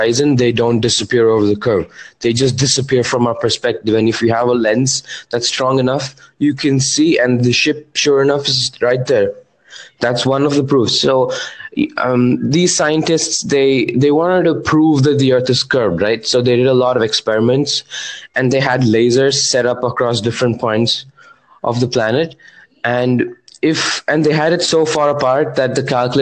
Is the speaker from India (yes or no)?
yes; India; I'm from India.